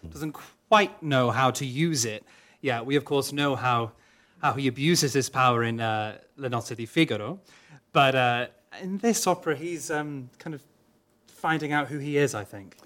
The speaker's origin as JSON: {"language": "English", "region": "Wales", "country": "United Kingdom", "first_language": "Welsh", "second_language": "English", "said": "Welsh is my mother tongue"}